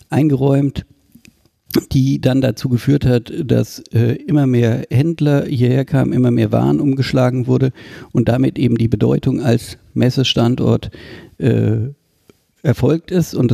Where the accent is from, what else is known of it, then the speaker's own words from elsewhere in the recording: Leipzig, Saxony, Germany; Bei uns in Leipzig